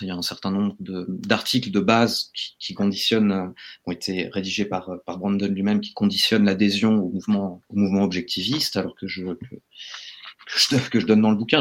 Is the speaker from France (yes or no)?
yes; France; en tant que Français